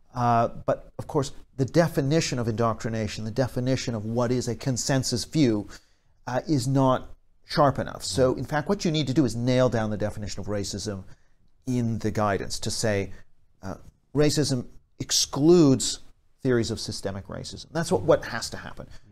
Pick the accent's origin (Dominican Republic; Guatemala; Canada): Canada; I'm from Canada